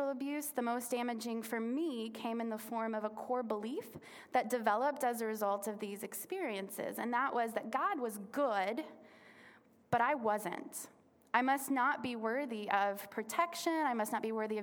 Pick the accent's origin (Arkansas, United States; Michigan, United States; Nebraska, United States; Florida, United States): Arkansas, United States; Little Rock; I was born in Little Rock, Arkansas, born and raised.